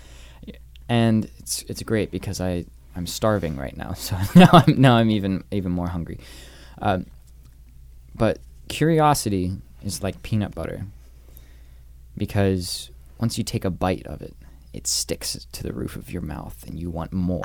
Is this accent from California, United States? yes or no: no; Northern Virginia, United States; moved away; also born or lived in New York; growing up in Northern Virginia, going to New York